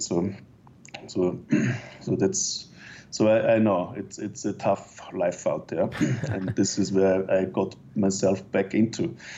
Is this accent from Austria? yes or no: yes; Austria; moved away as an adult; also born or lived in Innsbruck, Austria; now in Canada; my home country